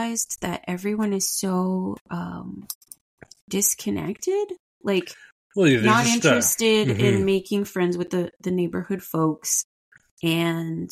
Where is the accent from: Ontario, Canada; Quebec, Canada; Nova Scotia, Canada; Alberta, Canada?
Ontario, Canada; Ottawa; also born or lived in Montreal; growing up in Ottawa, mostly like Montreal and Ottawa